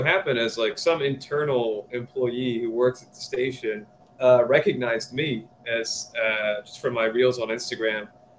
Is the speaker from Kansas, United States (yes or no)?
no; West Virginia, United States; I'm from West Virginia.